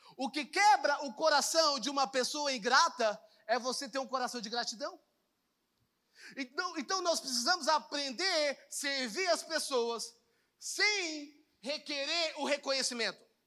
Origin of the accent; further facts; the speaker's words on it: Goiânia, Goiás, Brazil; eu sou de Goiânia, tá, gente? Eu moro aqui